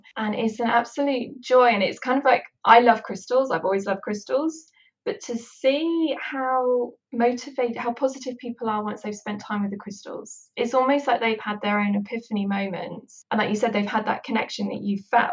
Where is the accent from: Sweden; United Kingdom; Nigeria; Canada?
United Kingdom; West Country, just outside of Bath, South West England; I'm also from the West Country. I lived just outside of Bath